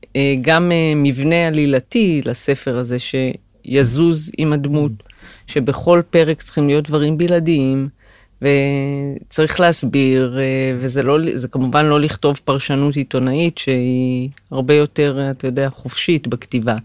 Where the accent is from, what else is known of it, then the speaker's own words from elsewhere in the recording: Migdal HaEmek, Northern District, Israel; moved away as an adult; ההתחלה הייתה במגדל העמק, שם נולדתי ושם למדתי עד הצבא